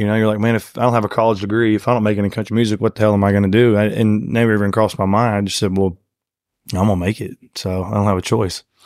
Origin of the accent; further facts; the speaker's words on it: Conroe, Texas, United States; grew up in a town called Conroe, Texas. Uh, it's about forty miles north of Houston.